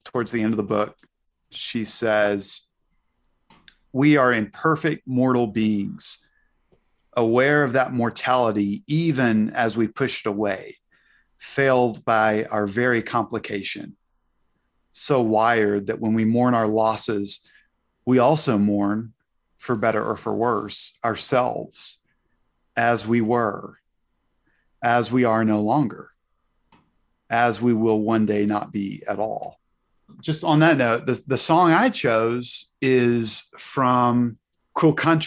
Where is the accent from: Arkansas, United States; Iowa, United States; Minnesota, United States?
Arkansas, United States; moved away; Fayetteville, Arkansas, my home state.